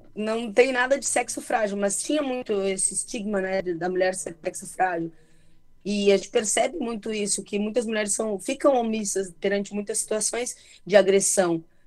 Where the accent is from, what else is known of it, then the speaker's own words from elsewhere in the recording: Santa Maria, Rio Grande do Sul, Brazil; also born or lived in Júlio de Castilhos; Eu nasci em Júlio de Castilhos, né? Mas eu cresci em Santa Maria